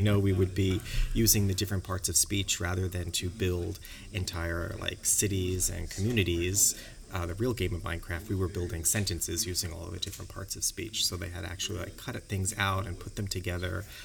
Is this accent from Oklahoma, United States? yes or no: no; New York, United States; moved away as an adult; now in Sherman Oaks, United States; I'm from New York, so yeah. Uh, but I've been in California for almost a decade